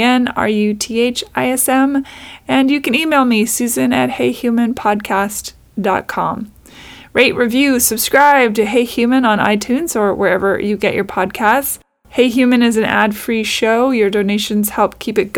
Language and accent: English; Pacific Northwest, United States; now in Los Angeles, United States; I grew up in the Pacific Northwest